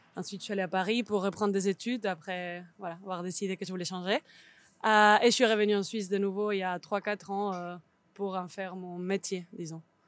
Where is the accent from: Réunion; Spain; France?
Spain; Barcelona, Catalonia; French is a second language; moved away as an adult; also born or lived in Switzerland; now in Lausanne, Switzerland; je viens de Barcelone, je pense qu'on peut l'entendre